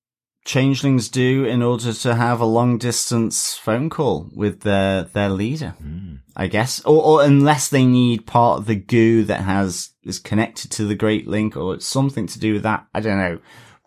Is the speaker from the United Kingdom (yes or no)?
no; Australia; Although, as an Australian, I know to give all jellyfish a respectful distance.